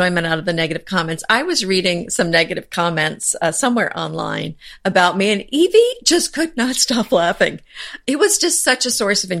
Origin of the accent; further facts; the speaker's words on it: United States; as an American who does not really speak French.